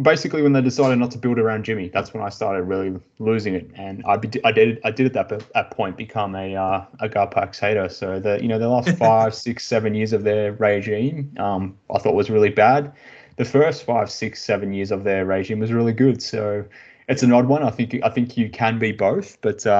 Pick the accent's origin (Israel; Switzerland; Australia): Australia; growing up in Australia